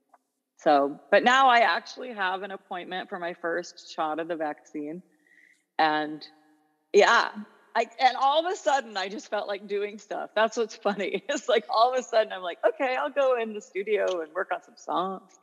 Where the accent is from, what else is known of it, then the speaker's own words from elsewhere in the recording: Olympia, Washington, United States; moved away as an adult; also born or lived in Eugene, Oregon; now in Los Angeles, United States; I grew up in Olympia, Washington, where it rains all the time